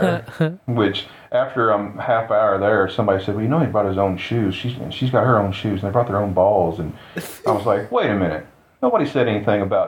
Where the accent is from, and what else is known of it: Coffeyville, Kansas, United States; born or raised there